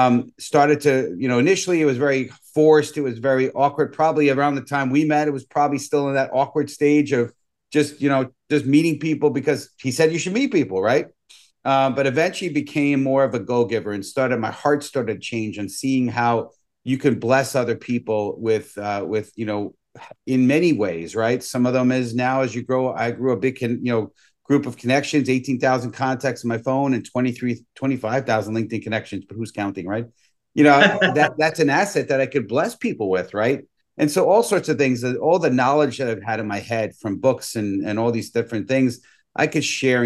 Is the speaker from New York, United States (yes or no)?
yes; New York City, New York, United States; born and raised in the Bronx